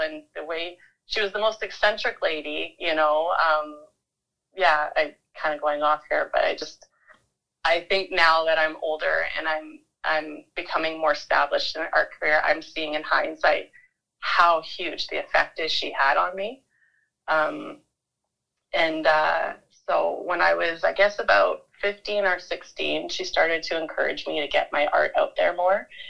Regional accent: Vancouver, British Columbia, Canada; moved away as an adult; also born or lived in Manitoba / Toronto; now in Vernon, Canada; I was born in Manitoba, but mostly grew up on the coast in Vancouver in a little village, which is now kind of grown into something something bigger. But at the time, it was a little little area, little corner of Vancouver called Deep Cove.

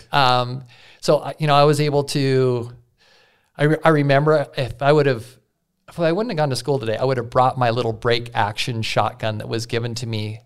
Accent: Yellowstone River, Montana, United States; I grew up on the Yellowstone.

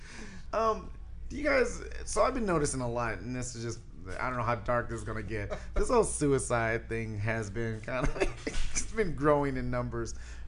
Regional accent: Detroit, Michigan, United States; now in Arizona, United States; I'm from Detroit, and I talk like this.

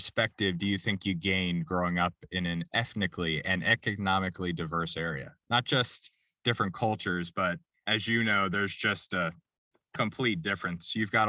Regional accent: Silver Spring, Maryland, United States; But so, but you're like me, I'm originally from Silver Spring too.

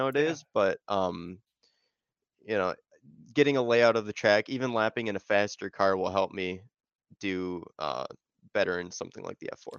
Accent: Illinois, United States

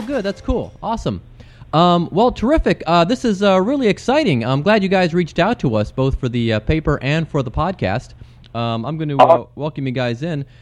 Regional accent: Cleveland, Ohio, United States; my hometown of Cleveland

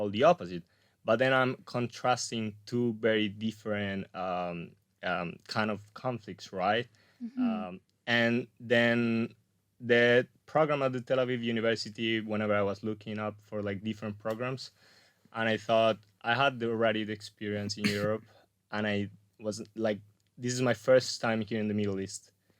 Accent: Colombia; also born or lived in Spain / New Zealand / Australia / Vienna, Austria; So, well, first of all, like I'm Colombian, but I'm also Spanish. So okay. After I was born in Colombia, we moved to Spain. Eventually, we came back to Colombia.

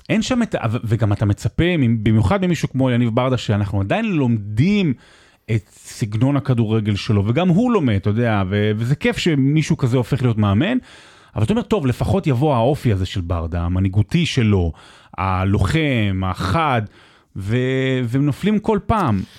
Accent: Rehovot, Central District, Israel; הפועל מרמורק, אה, שגדלתי שם

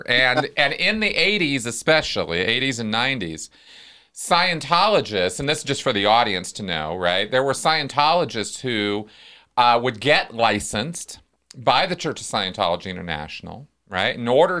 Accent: Pasadena, California, United States; I grew up in LA. I grew up in Pasadena.

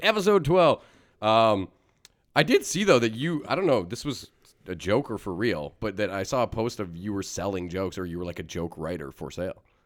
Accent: Canada; As a Canadian

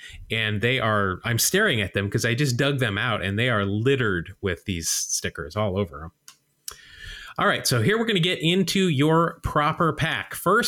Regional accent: Utah, United States; I grew up in Utah

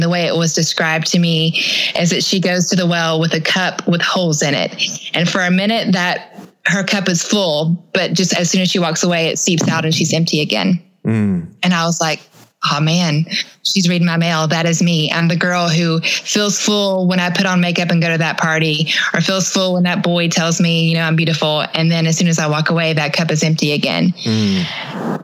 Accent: Atlanta, Georgia, United States; also born or lived in Statesboro, Georgia; I grew up in Atlanta, Georgia

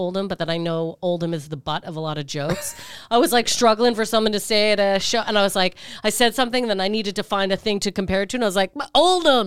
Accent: Canada; now in United Kingdom; I'm Canadian

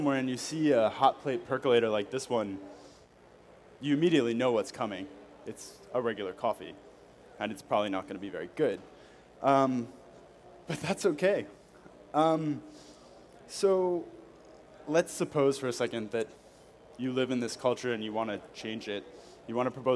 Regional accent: United States; moved away as an adult; now in Paris, France; I am an American living in Paris. I've been there almost 3 years now

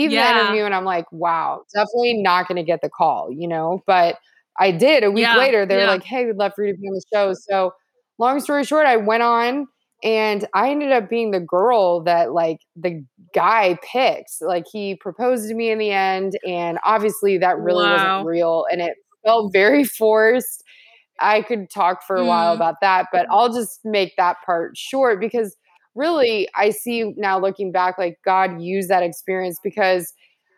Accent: Texas, United States; moved away as an adult; also born or lived in Los Angeles / New York / Washington, D.C.; I grew up in Texas. So I did grow up in the South in a Christian home

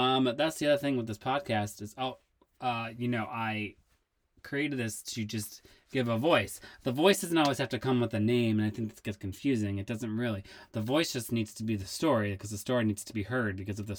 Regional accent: Worcester, Massachusetts, United States; I grew up in Massachusetts in a town called Worcester City, and I grew up dancing at two dance studios, and I went to a performing arts high school

